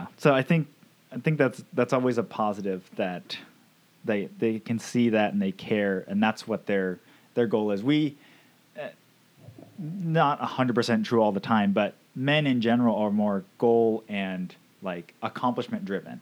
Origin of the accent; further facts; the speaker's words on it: Camano Island, Washington, United States; where are you from? We'd be like, Camino Island